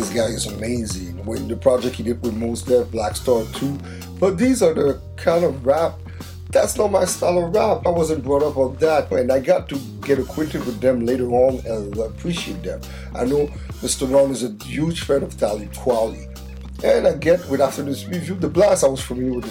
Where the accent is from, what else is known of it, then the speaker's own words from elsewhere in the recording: Montreal, Quebec, Canada; from our hometown of Montreal, where we're in Canada, if you don't know, next to Toronto. We're from Quebec